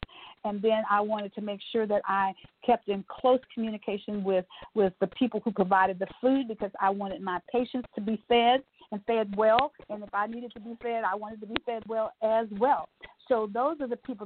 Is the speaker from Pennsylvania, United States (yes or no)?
no; Tyler, Texas, United States; I was born and bred in Tyler, Texas